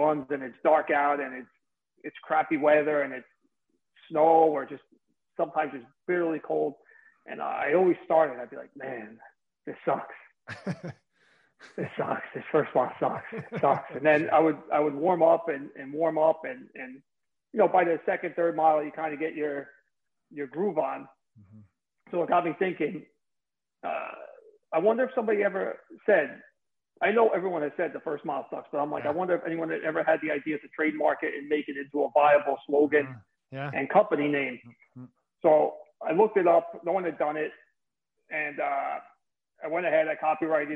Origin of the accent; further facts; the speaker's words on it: New Jersey, United States; accent: mesh of Brooklyn, Bronx, New Jersey; moved away as an adult; also born or lived in New York City; now in Hilton Head, United States; I'm living in Hilton Head, South Carolina now, but I'm originally from New Jersey